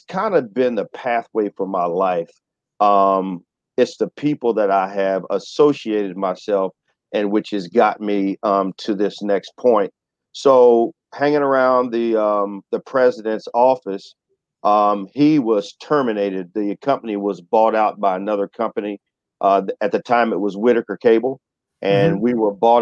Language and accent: English; Excelsior Springs, Missouri, United States; I'm from Excelsior Springs, Missouri, and I grew up in a predominantly white community.